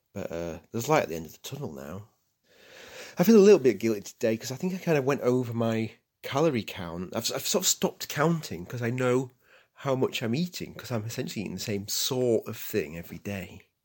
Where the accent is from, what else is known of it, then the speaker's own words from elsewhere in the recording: England, United Kingdom; me being English